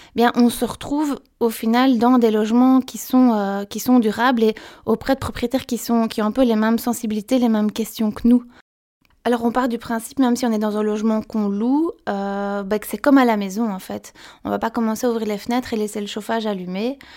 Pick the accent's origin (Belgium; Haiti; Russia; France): Belgium; je viens de Belgique